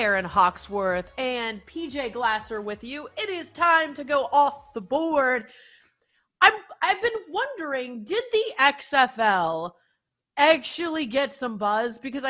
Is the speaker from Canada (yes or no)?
yes; Canada; Yeah, and I hate to trash my home country, but I couldn't even get into the CFL. I'm sorry. Couldn't do the CFL thing when I lived in Canada.